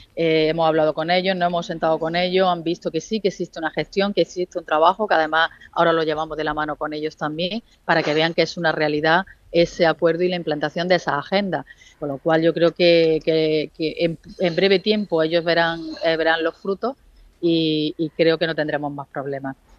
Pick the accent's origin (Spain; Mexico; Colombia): Spain; Andalusia; nosotros como andaluces